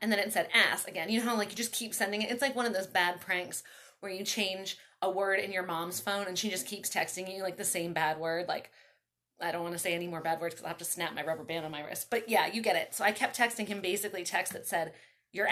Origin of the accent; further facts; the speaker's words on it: Baltimore, Maryland, United States; moved away as an adult; also born or lived in Tennessee; now in Long Beach, United States; I grew up in Baltimore